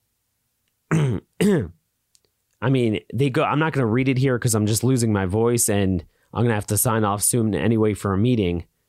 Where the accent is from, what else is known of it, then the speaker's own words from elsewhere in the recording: Maryland, United States; My home state of Maryland